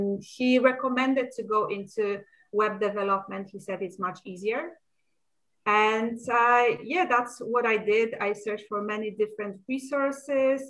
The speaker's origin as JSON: {"language": "English", "country": "Poland", "tie": "born or raised there", "moved": "as an adult", "lives_now": "Stockholm, Sweden", "said": "I was born in Poland, graduated as a preschool teacher. And directly after that, I moved to Sweden"}